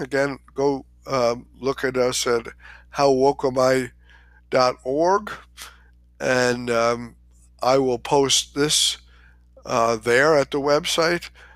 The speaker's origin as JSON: {"language": "English", "region": "New York", "country": "United States", "tie": "born or raised there", "said": "I was born in New York, in Queens, in Long Island Jewish Hospital."}